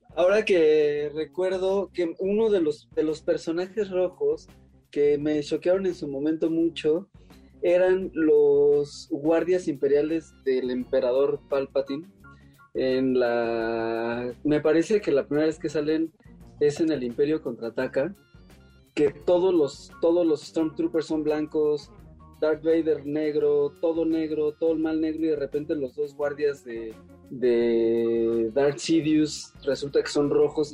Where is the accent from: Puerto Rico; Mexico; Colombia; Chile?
Mexico; also born or lived in Cuernavaca